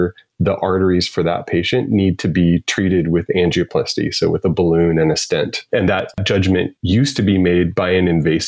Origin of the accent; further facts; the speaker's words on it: Midwest, United States; moved away; I grew up in the Midwest